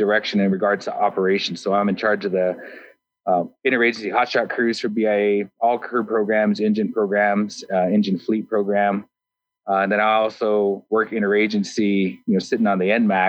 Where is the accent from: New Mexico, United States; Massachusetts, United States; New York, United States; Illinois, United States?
New Mexico, United States; moved away as an adult; also born or lived in California / Idaho; now in Boise, United States; I grew up in New Mexico, living on a reservation